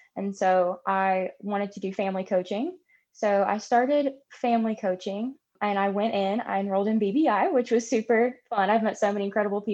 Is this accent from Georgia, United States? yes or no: yes; Atlanta, Georgia, United States; now in Dawson, United States; I grew up in Atlanta, Georgia. But I now live in a very small town called Dawson, Georgia